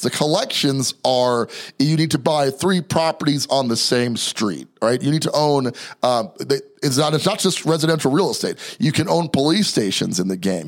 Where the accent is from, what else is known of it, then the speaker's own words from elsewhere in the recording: New York City, New York, United States; also born or lived in New Jersey; I was born in Jersey, raised in Brooklyn. Okay. So still a New Yorker to the heart here